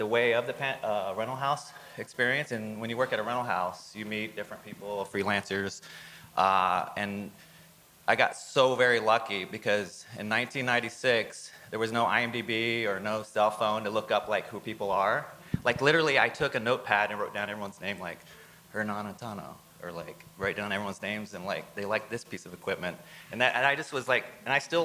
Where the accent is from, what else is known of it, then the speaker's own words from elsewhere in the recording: San Antonio, Texas, United States; moved away as an adult; also born or lived in Houston, Texas / Dallas, Texas / New York; I'm actually from Texas. I was from San Antonio